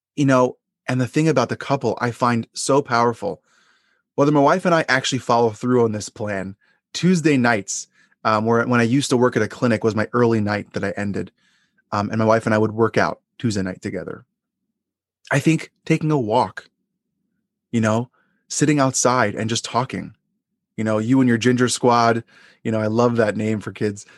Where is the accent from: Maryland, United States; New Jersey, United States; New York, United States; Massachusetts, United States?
New York, United States; Long Island; the area that I grew up in Long Island